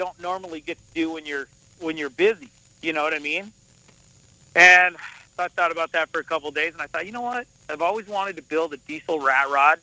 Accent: Montana, United States; also born or lived in Las Vegas, Nevada; I went with my mom to Montana, and that's where I kind of learned this cowboy stuff

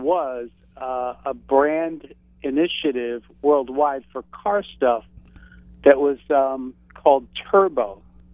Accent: North Tarrytown, New York, United States; also born or lived in Cortlandt Manor, New York; I grew up in North Tarrytown, New York

